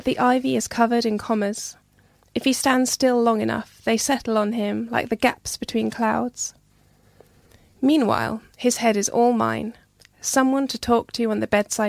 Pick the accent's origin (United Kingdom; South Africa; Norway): United Kingdom; Hertfordshire, East of England; moved away as an adult; also born or lived in Nottingham; now in Wetherby, United Kingdom; I grew up in Hertfordshire